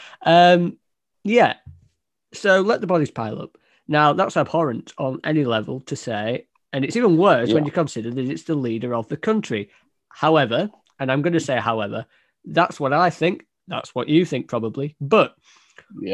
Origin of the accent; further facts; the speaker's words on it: United States; one American narcissist